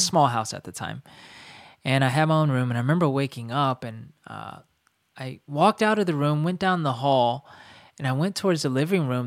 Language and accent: English; North Carolina, United States; we grew up in North Carolina